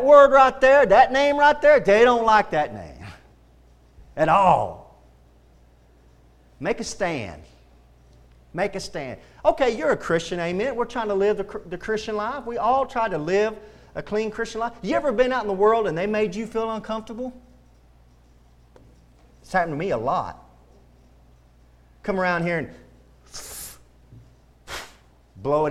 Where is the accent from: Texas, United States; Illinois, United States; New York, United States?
Texas, United States; I love being a Texan